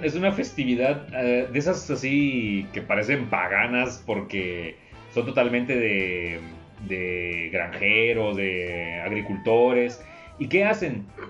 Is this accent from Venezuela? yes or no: no; a town near Tampico, Tamaulipas, Mexico; moved away; en el pueblo donde soy original